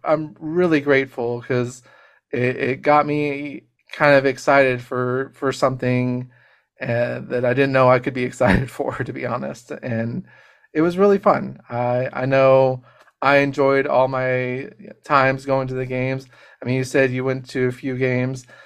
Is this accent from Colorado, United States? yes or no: yes; Colorado, United States; moved away; also born or lived in Texas; I grew up in Colorado, Uh, I mean, I was born in Texas, but grew up in Colorado for a short time